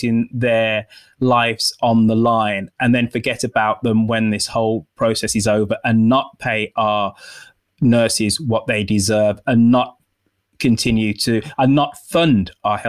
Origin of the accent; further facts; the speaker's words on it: United Kingdom; But those two institutions are so key to our understanding as being British.